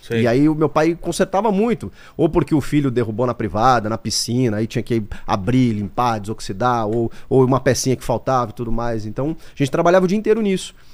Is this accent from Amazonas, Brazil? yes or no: no; Porto Alegre, Rio Grande do Sul, Brazil; born or raised there